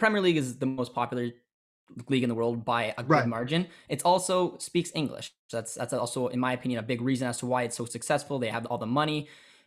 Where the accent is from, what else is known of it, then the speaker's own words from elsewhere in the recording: Ontario, Canada; growing up in Canada